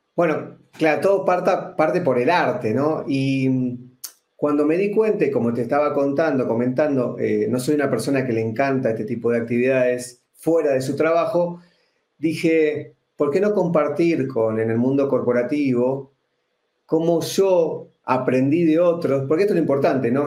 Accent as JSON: {"language": "Spanish", "country": "Argentina", "accent": "Argentine", "moved": "as an adult", "lives_now": "Guatemala City, Guatemala", "said": "Soy argentino y hace exactamente dos años vivo en la ciudad de Guatemala."}